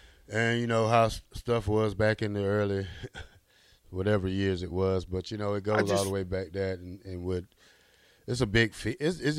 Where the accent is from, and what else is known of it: Georgia, United States